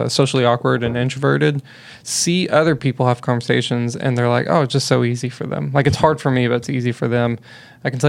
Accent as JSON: {"language": "English", "town": "Bonham", "region": "Texas", "country": "United States", "moved": "yes", "lives_now": "Fort Worth, United States", "said": "I'm from Bonham"}